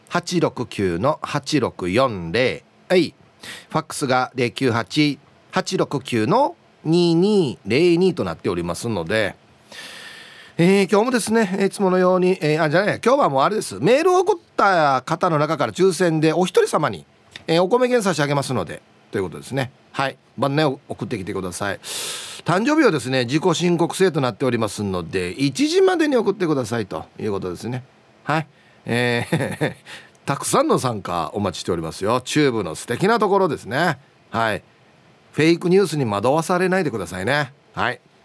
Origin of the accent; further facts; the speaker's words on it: Uruma, Okinawa, Japan; 地元ですよまさに あの近くに僕が卒業した小学校も中学校もある